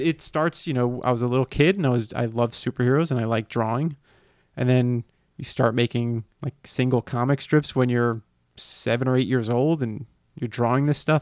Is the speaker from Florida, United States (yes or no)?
yes; Miami, Florida, United States; moved away; I grew up in Miami